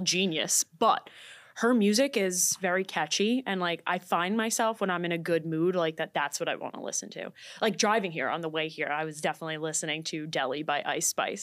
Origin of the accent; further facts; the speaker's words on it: New York City, New York, United States; I'm from Staten Island